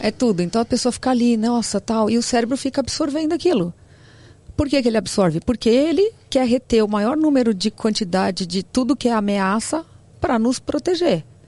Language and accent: Portuguese; São Paulo, Brazil; also born or lived in Santo André; Eu sou de São Paulo, mas eu fui para Santo André e voltei